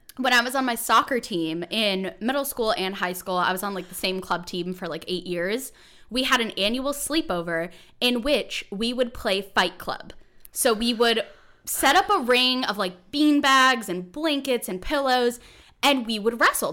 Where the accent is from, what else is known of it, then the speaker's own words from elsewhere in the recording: California, United States; I'm from California